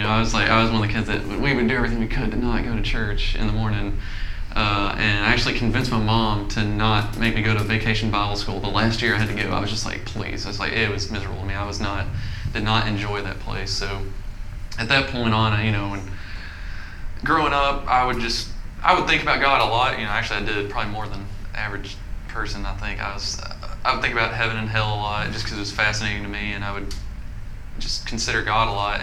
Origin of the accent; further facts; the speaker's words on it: Little Rock, Arkansas, United States; I was born in Little Rock